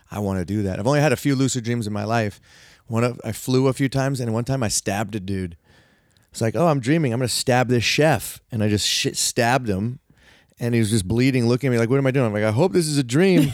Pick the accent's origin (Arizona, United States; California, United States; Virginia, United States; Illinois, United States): California, United States; I live in California, I'm from California.